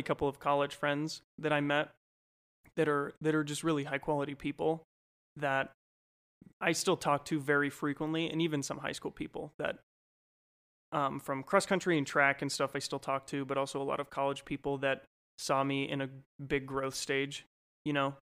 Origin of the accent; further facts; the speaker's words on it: Golden, Colorado, United States; also born or lived in California / Idaho / Minnesota; I grew up totally from Colorado in a small town called Golden, was where I primarily grew up